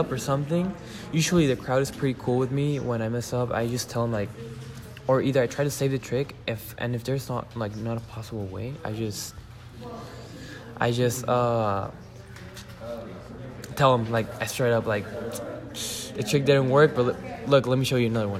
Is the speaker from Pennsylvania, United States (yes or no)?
no; San Diego, California, United States; born there; I am from San Diego, California, right now. And I live here, so, yeah.